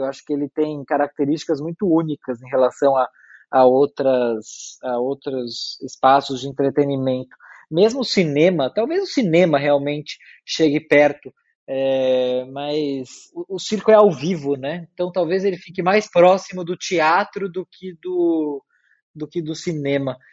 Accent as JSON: {"language": "Portuguese", "region": "São Paulo", "country": "Brazil", "tie": "born or raised there", "said": "eu nasci e morei a vida inteira em São Paulo"}